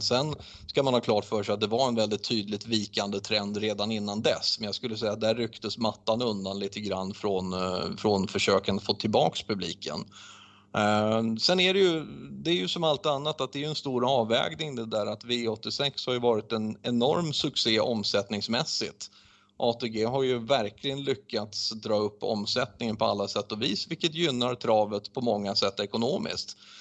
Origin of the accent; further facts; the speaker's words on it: Sweden; vi är svenskar